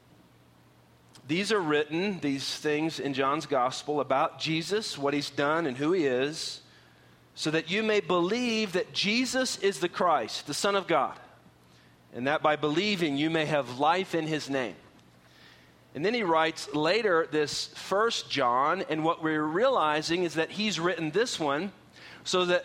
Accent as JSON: {"language": "English", "region": "Oklahoma", "country": "United States", "tie": "born or raised there", "also_born_or_lived": "San Antonio", "moved": "yes", "lives_now": "Texas, United States", "said": "I grew up in Oklahoma"}